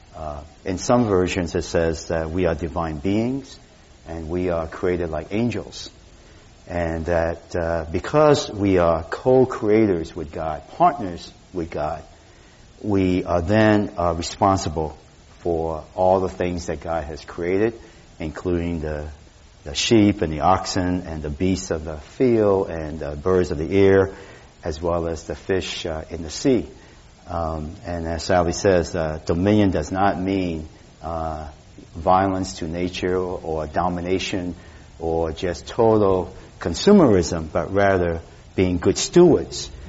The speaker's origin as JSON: {"language": "English", "town": "Boston", "region": "Massachusetts", "country": "United States", "tie": "born or raised there", "moved": "yes", "lives_now": "San Francisco, United States", "said": "growing up in Boston"}